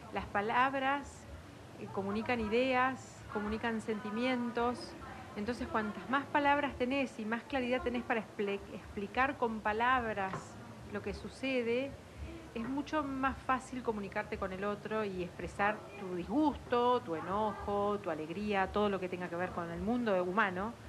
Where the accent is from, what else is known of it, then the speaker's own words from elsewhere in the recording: La Plata, Buenos Aires Province, Argentina; soy de afuera, soy de la Ciudad de La Plata, de las afueras de la Ciudad de La Plata.